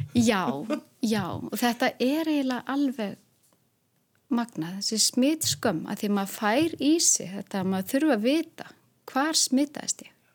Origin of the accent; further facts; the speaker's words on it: Hólmavík, Westfjords, Iceland; ég er frá Hólmavík